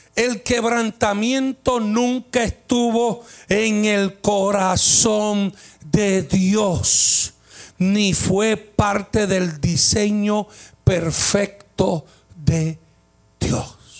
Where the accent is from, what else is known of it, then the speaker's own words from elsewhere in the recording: Puerto Rico; como somos los boricuas